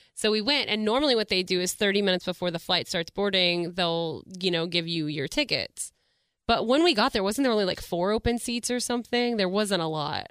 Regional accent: Melissa, Texas, United States; also born or lived in Dallas; I'm from Melissa, Texas

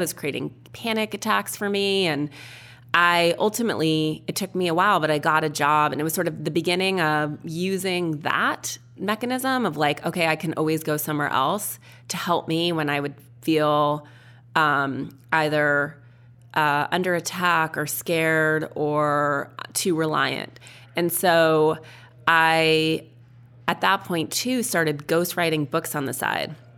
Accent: Missoula, Montana, United States; when I was a little kid growing up in Montana

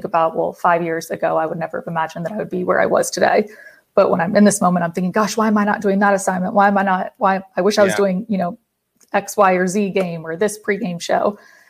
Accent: Atlanta, Georgia, United States; I'm originally from Atlanta. So I obviously like going to Atlanta because I'm able to see my family.

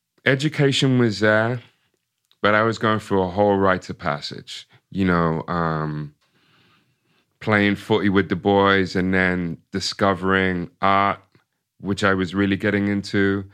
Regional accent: Ipswich, Massachusetts, United States; So yeah. So, you know, growing up in Ipswich, going to a predominantly all white, you know, elementary school

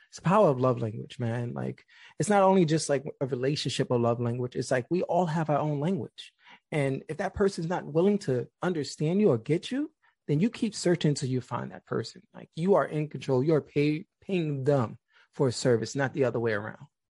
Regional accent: New York City, New York, United States; Being from the Bronx

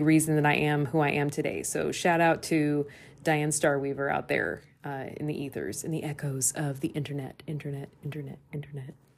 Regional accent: Des Moines, Iowa, United States; moved away; I'm doing a transformer residency in my hometown of Des Moines, Iowa

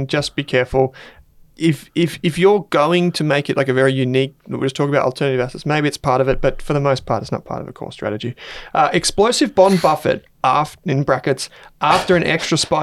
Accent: Australia; accent: ocker; you probably tell that from my ochre accent.

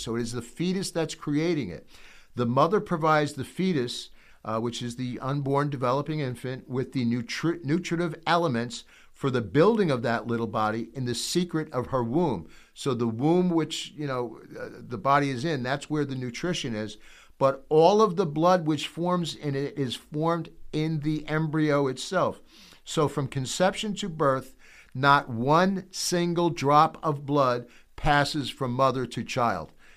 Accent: United States; I'm an American

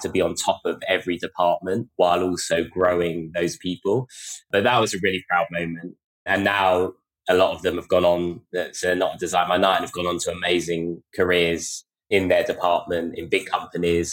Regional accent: London, United Kingdom; I grew up in North London

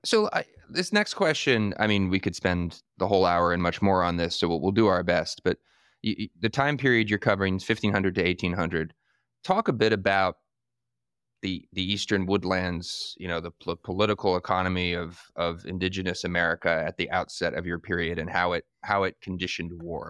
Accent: Northern Virginia, United States; I grew up in Northern Virginia, and I moved back and live here now today

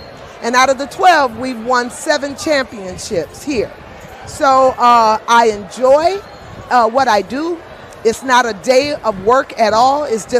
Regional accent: Baton Rouge, Louisiana, United States; moved away; also born or lived in Colorado Springs, Colorado; I'm originally from Baton Rouge, Louisiana.

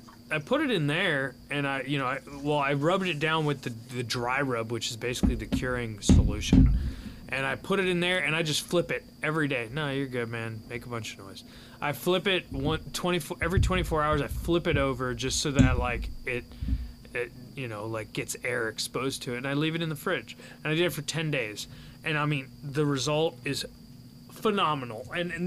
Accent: Midwest, United States; I didn't think I'd ever hunt in Florida because I'm from Midwest

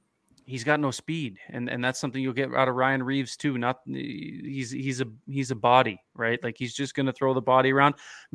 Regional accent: Newmarket, Ontario, Canada; also born or lived in Guelph; Yeah, that's where I'm born and raised. I'm Newmarket born.

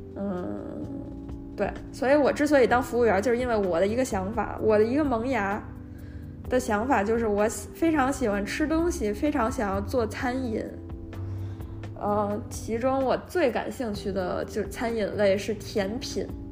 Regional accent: China; moved away; 在国内长大学习的过程中，非常官僚主义

